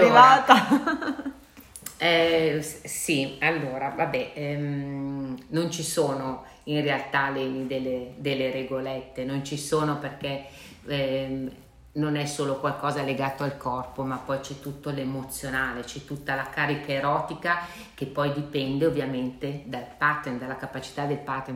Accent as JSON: {"language": "Italian", "town": "Milan", "region": "Lombardy", "country": "Italy", "said": "io sono di Milano, visito a Milano"}